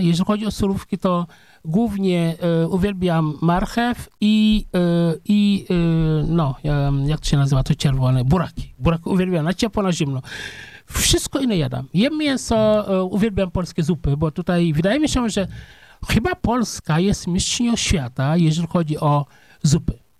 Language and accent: Polish; Senegal; Polish is a second language; moved away as an adult; now in Poland; ja się urodziłem w wiosce